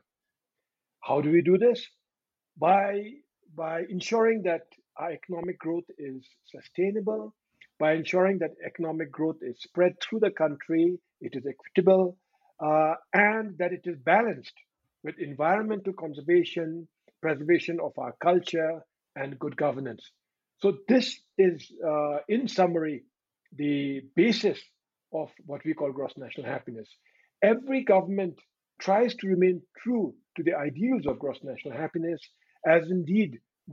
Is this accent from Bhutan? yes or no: yes; Bhutan; I'm from Bhutan.